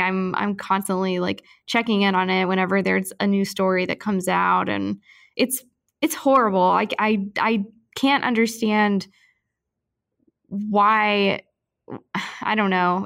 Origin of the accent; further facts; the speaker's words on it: St. Louis, Missouri, United States; moved away; I'm from Saint Louis originally